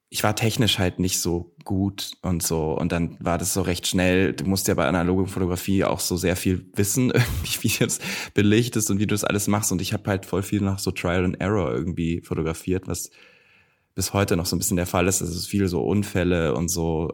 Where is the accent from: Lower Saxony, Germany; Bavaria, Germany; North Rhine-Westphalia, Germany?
Bavaria, Germany; near Nuremberg, Franconia; now in Berlin, Germany; Ich komme aus der Nähe von Nürnberg, aus Rot.